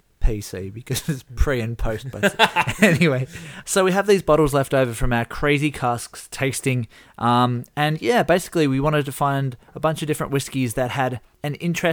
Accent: Tasmania, Australia; we are two fellas from Tasmania, Australia

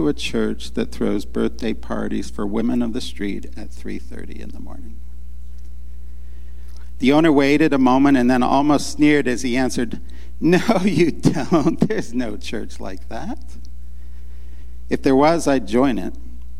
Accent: Baltimore, Maryland, United States; also born or lived in Raleigh, North Carolina; I know that Meryl and I, we come from Baltimore and then Raleigh, North Carolina, and we have stories like that.

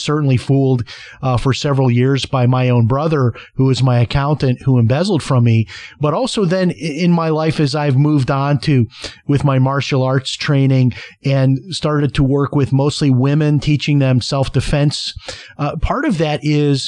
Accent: Chicago, Illinois, United States; I mean, I remember growing up in Chicago, we left the house unlocked.

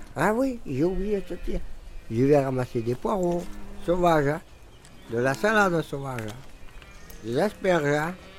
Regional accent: Montpellier, Occitania, France; Je suis né à Montpellier le 11 10 44 et je suis venu habiter ici.

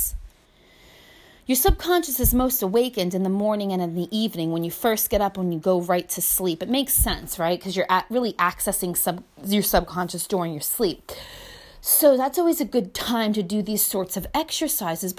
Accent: United States; I grew up in America

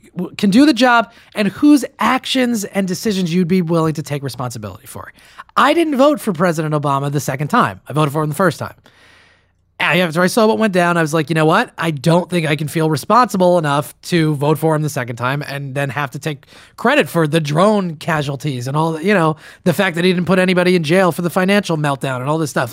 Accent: New Jersey, United States; Newark, by the way, is New Jersey's largest city, my home state

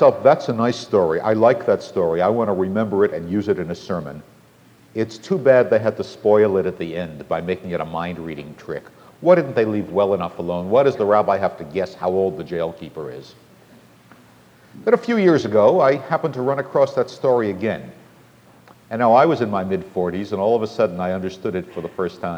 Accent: Boston, Massachusetts, United States; I'm from Boston

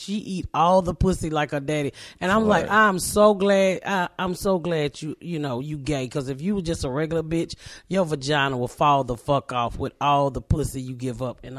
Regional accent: Atlanta, Georgia, United States; is in Atlanta. I'm from Atlanta.

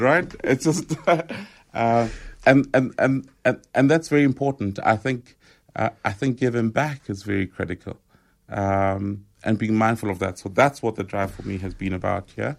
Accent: Rockville, Gauteng, South Africa; growing up in Rockville

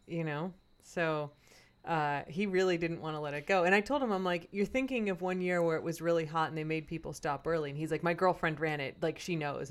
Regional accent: Chicago, Illinois, United States; moved away; my hometown

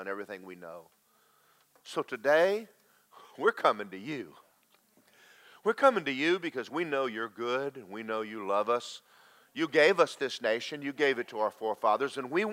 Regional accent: United States; we as American Christians

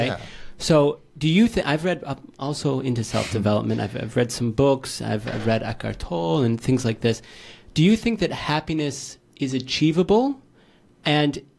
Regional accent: New York, United States; moved away as an adult; also born or lived in Thailand; now in Barcelona, Spain; I'm from New York. I was in New York. I graduated university.

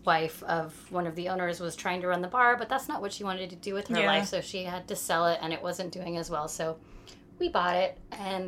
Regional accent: San Jose, California, United States; moved away as an adult; now in New York, United States; I was born in 1980 in San Jose, California, which Silicon Valley

